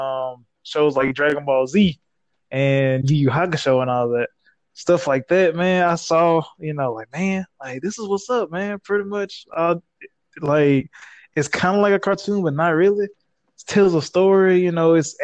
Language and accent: English; Laurel, Mississippi, United States; moved away as an adult; now in Mississippi Gulf Coast, United States; born and raised in Laurel, Mississippi